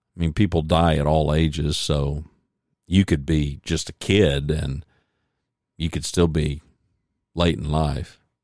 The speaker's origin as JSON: {"language": "English", "country": "United States", "tie": "born or raised there", "said": "I was born in America"}